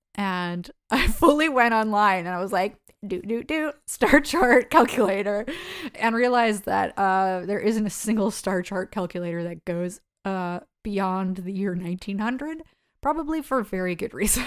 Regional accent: United States; I'm an American

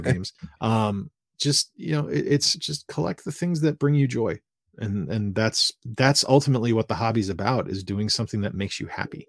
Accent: Fall River, Massachusetts, United States; I grew up in Fall River, Massachusetts

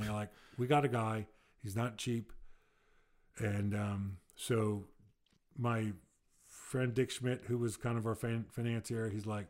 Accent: Pennsylvania, United States; I'm from Delaware County, Pennsylvania.

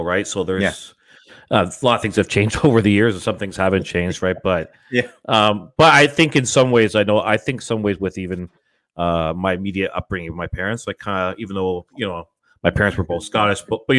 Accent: Scarborough, Ontario, Canada; Yeah, because I was just south of Ellesmere, just off of Scarborough Golf Club Road there.

